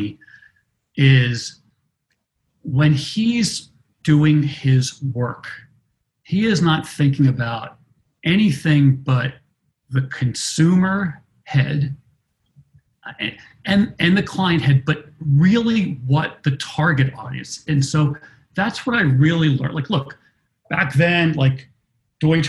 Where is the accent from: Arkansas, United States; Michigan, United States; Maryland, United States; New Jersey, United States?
Maryland, United States; Baltimore; I grew up in Baltimore, Greek immigrant parents, a family of restaurateurs